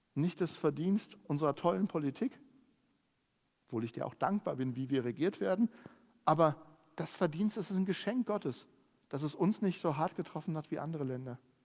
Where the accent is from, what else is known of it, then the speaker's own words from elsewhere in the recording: Germany; bei uns in Deutschland